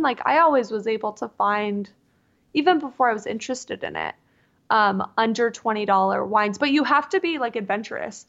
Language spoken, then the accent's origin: English; Southern California, United States; moved away as an adult; also born or lived in Mississippi; now in Seattle, United States; I was born and raised in Southern California, like, damn near in Tijuana.